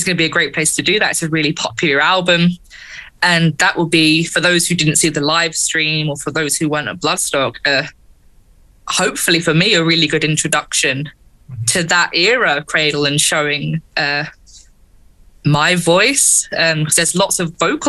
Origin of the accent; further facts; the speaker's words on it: London, United Kingdom; in London, my hometown, London, home city